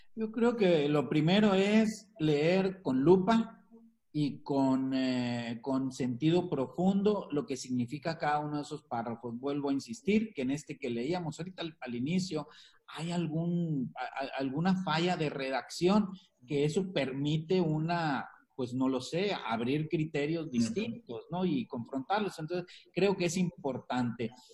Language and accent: Spanish; Mexico; Que somos también eh, mexicanos